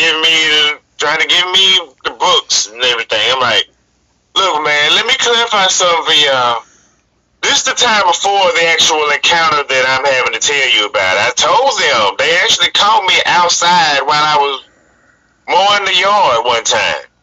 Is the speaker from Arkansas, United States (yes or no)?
yes; Arkansas, United States; moved away as an adult; now in Wisconsin, United States; I'm originally from Arkansas.